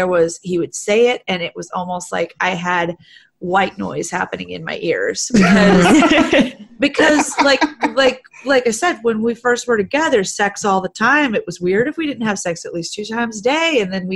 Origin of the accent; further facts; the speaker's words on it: the South, United States; I'm from the South